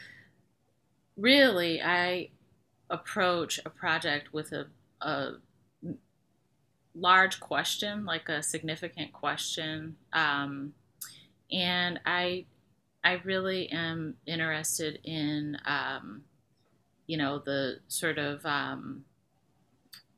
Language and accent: English; Detroit, Michigan, United States; I was born and raised in Detroit